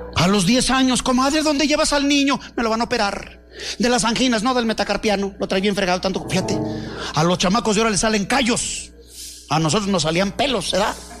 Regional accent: León, Guanajuato, Mexico; moved away as an adult; now in Guadalajara, Mexico; Yo soy de León, Guanajuato

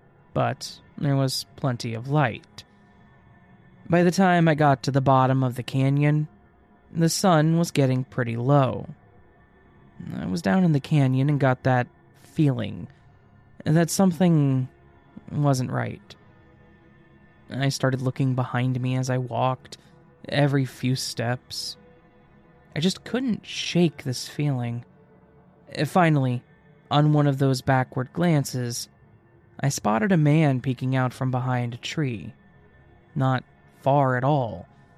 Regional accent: Midwest, United States; I grew up in the Midwest of the U.S., when I was a senior in high school, I was out for a hike at a local trail in the National Forest.

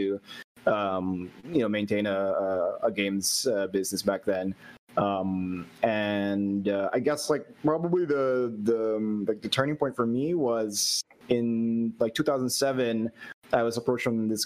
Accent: Philippines; I'm from the Philippines. So a long way off from where you guys are

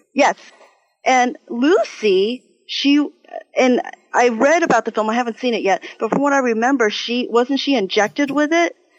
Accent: Taiwan; moved away; I am from originally from Taiwan, so I am Chinese

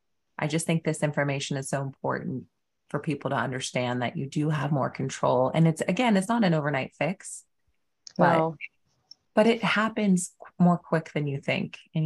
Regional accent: United States; we're from America in the US.

